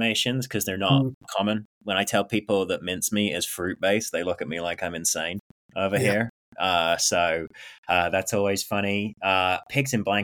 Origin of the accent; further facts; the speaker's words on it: England, United Kingdom; now in United States; I am still English